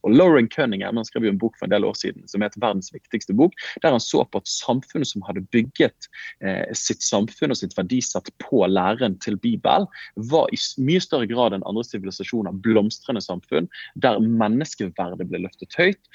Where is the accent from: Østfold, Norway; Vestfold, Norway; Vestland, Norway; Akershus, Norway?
Vestland, Norway; Bergen; accent: Bergen dialect (bergensk); jeg snakker bergensk